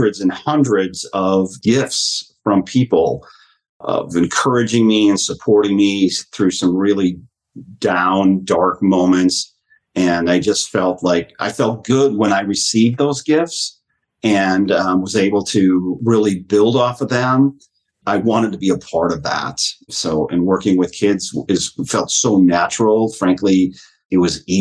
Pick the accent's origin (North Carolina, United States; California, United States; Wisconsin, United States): Wisconsin, United States; Kiel; my journey as a kid back home in Keele, Wisconsin, I was raised by a village.